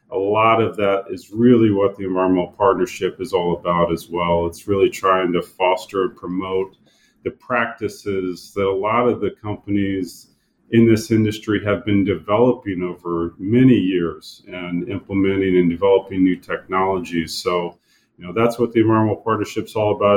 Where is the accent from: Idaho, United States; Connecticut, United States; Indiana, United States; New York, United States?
Indiana, United States; I'm born and raised in Indiana, so I'm a Hoosier